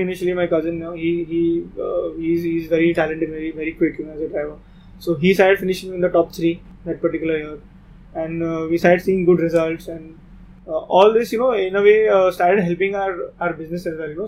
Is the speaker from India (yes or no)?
yes; Mumbai, Maharashtra, India; we are from Bombay